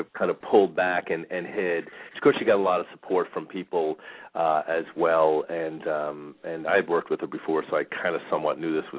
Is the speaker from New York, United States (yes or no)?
yes; New York, United States; now in Phoenix, United States; We grew up in New York